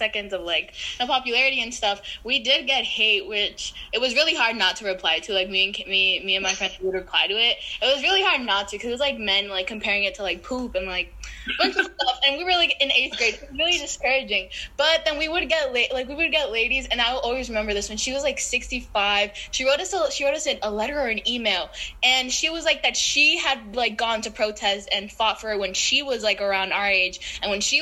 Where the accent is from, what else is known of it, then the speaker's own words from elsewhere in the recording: Dominican Republic; now in Bronx, United States; I'm from Dominican Republic